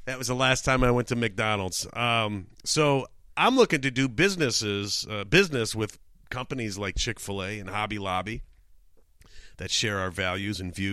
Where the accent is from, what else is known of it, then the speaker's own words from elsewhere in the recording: Canada; Uh, obviously, obviously, I'm from Canada.